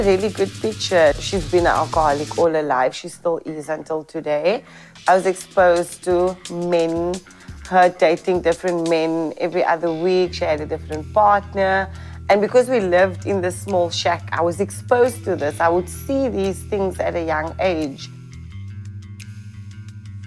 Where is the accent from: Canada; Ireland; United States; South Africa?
South Africa; Cape Town, Western Cape; I'm from Cape Town, South Africa.